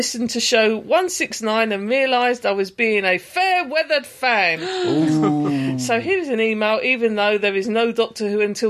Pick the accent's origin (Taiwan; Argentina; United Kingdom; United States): United Kingdom; We're British.